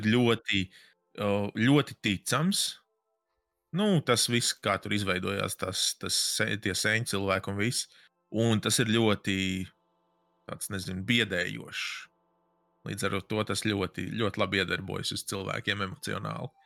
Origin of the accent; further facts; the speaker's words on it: Latvia; es esmu no Latvijas